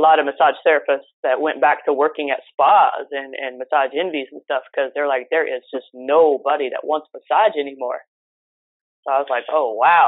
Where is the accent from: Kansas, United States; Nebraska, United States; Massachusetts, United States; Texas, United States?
Nebraska, United States; moved away as an adult; now in Miami, United States; I'm originally from Nebraska